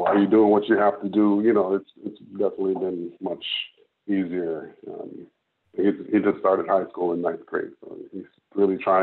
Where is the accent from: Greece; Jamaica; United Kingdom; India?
Jamaica; moved away; I'm Jamaican. I was born in Jamaica. I've been here about 20 years